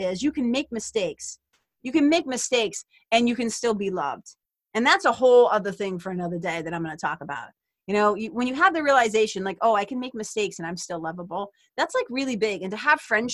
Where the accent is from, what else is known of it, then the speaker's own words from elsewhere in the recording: Lawrence, Massachusetts, United States; where I grew up in Lawrence, Mass.